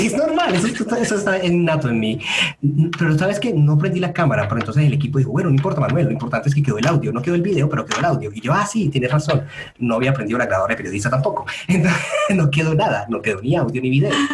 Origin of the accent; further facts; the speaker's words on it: Medellín, Antioquia, Colombia; yo soy de Medellín